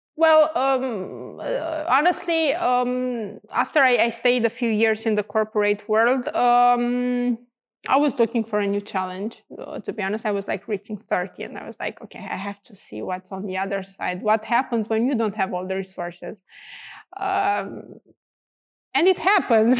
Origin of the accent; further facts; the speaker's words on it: Romania; also born or lived in Canada; when I went back in Romania